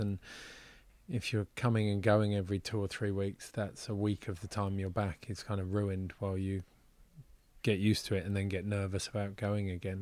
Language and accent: English; United Kingdom; moved away as an adult; now in Switzerland; As a Brit